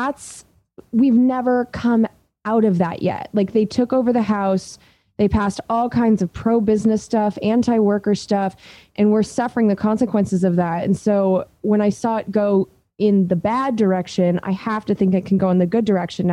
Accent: Southern California, United States; now in Oakland, United States; my hometown down in Southern California

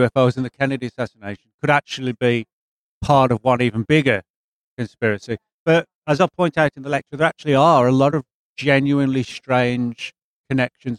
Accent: England, United Kingdom; now in Dallas, United States; I'm originally from England

